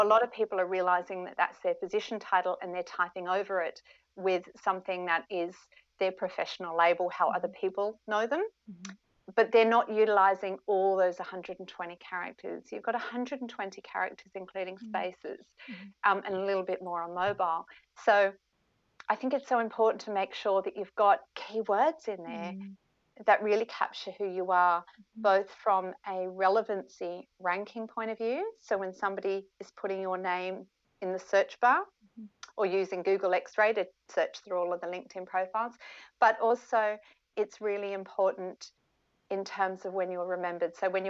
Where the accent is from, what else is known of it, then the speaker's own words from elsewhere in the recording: Perth, Western Australia, Australia; also born or lived in United Kingdom / Melbourne; now in Sydney, Australia; You know, I'm originally from Perth. I lived in the UK for a few years. My parents are British, lived in Melbourne for a few years, and now I'm in Sydney.